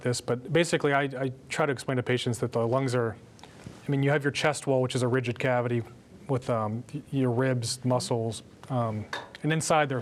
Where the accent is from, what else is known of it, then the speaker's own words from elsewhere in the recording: Pennsylvania, United States; I'm from Pennsylvania